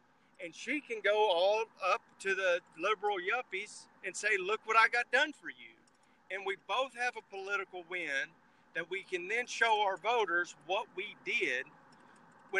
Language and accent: English; Texas, United States; I'm from Texas